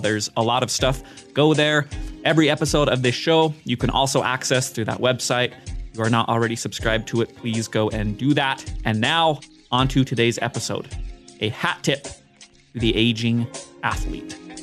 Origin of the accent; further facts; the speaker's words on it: Utah, United States; I grew up in Utah